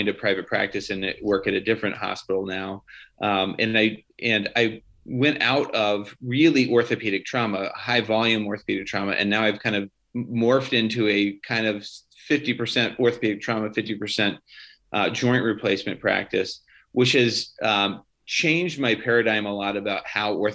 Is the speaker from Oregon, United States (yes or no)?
yes; Oregon, United States; moved away as an adult; also born or lived in Des Moines, Iowa / Detroit, Michigan / Newark, New Jersey; now in Grand Rapids, United States; I grew up in Oregon